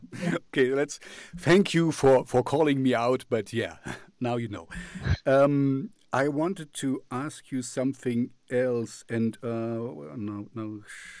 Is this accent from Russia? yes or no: yes; Moscow, Russia; English is a second language; where I'm coming from Moscow and Russia, it's so easy to use your looks to kind of clickbait and to kind of get things done